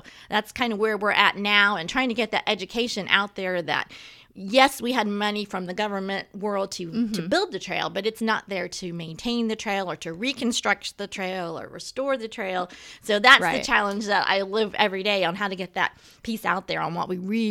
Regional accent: Losantville, Indiana, United States; my hometown, and which is where I still live, in the country near Los Santville

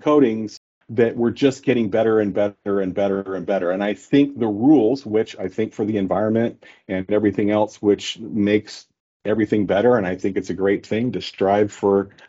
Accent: South Coast, California, United States; I grew up in South Coast

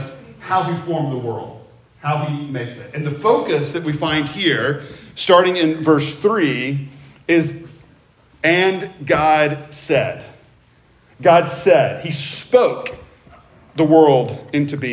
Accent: Memphis, Tennessee, United States; I grew up in Memphis

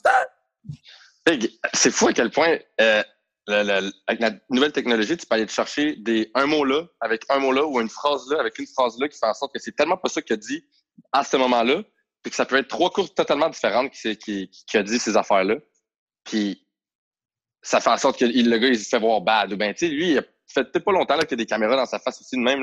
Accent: Montreal, Quebec, Canada; on vient tous de backgrounds tellement différents, mais on vient tous de Montréal

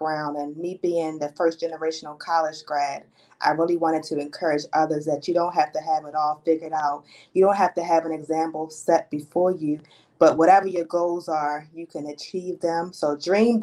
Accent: Baltimore, Maryland, United States; I am born and raised in Baltimore, Maryland

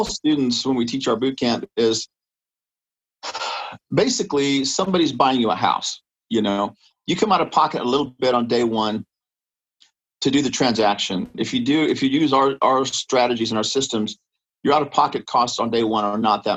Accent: San Antonio, Texas, United States; now in Austin, United States; I grew up in San Antonio

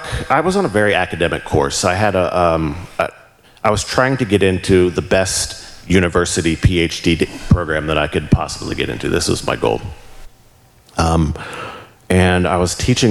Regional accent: Walkersville, Maryland, United States; moved away as an adult; also born or lived in Cumberland, Maryland; I grew up in Frederick, Walkersville

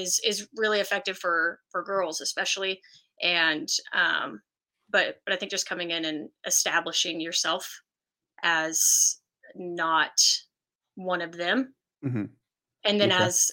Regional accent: Colleyville, Texas, United States; also born or lived in Abilene, Texas; I grew up in Colleyville, Texas, which is around Fort Worth.

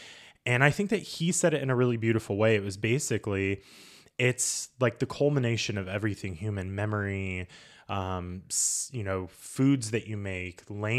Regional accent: Indiana, United States; we would tell people we're from Indiana and no one knew where that was.

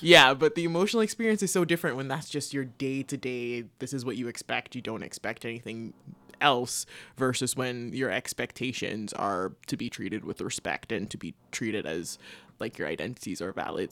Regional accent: Jamaica; moved away as an adult; also born or lived in Canada; now in United States; growing up in Jamaica

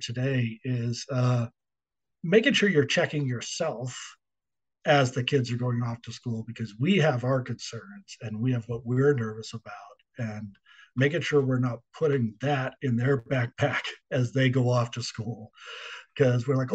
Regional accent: Boston, Massachusetts, United States; moved away as an adult; also born or lived in Washington, D.C. / Dallas; I grew up in Boston

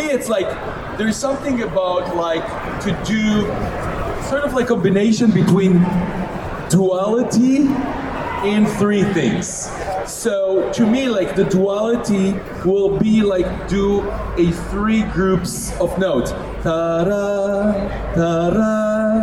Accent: Israel; moved away as an adult; now in United States; I was born in Israel. And all my first my first 23 years, I was in Israel.

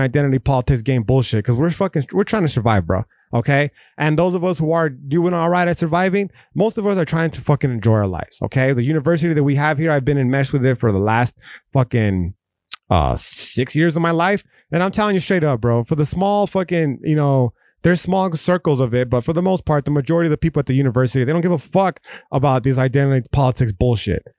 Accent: United States; we as an American people

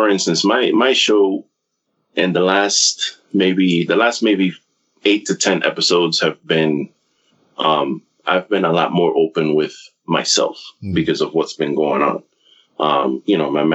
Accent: New York, United States; now in Florida, United States; I still consider myself a New Yorker

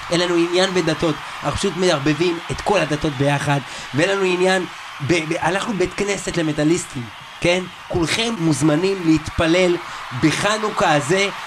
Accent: Israel; כי אנחנו ישראלים. גאים, פטריוטים.

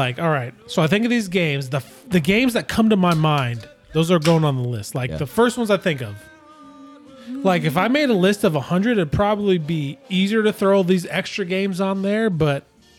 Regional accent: Midwest, United States; I grew up in the Midwest where there's plenty of outside shit to do.

